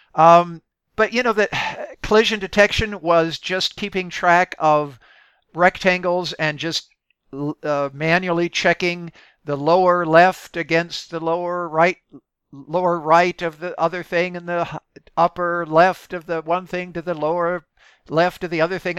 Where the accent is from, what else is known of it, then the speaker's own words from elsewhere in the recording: Midwest, United States; I, I grew up in the Midwest